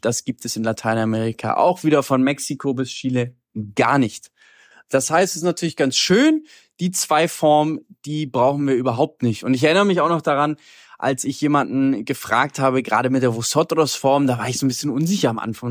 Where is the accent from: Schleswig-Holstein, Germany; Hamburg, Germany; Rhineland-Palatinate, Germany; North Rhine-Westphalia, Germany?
Hamburg, Germany; also born or lived in Berlin / Colombia; aus Hamburg, wo ich herkomme